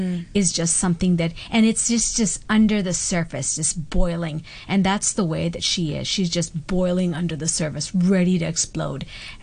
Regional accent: Vancouver, British Columbia, Canada; I'm from Vancouver, Canada

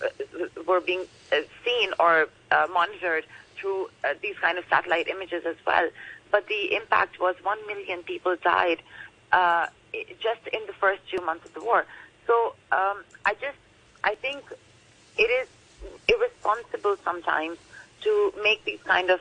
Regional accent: Pakistan; I'm from Pakistan

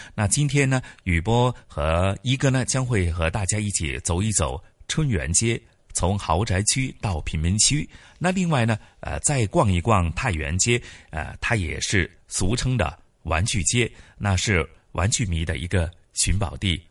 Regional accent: Hong Kong; 回味的是我们香港人的一些 集体回忆

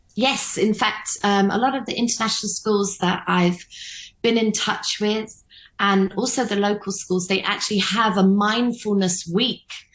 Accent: London, United Kingdom; now in Hong Kong; back in London, where I'm from

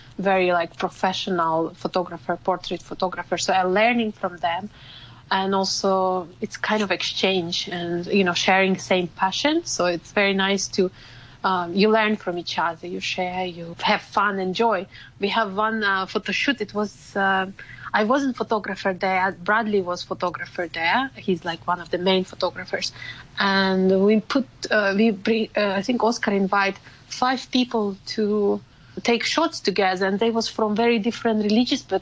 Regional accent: Ukraine; now in Hong Kong; I'm from Ukraine

